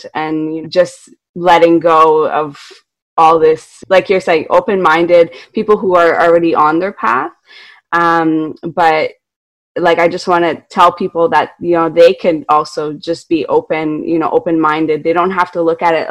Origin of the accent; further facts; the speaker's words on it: Montreal, Quebec, Canada; I'm from Montreal, Canada, and I live in the city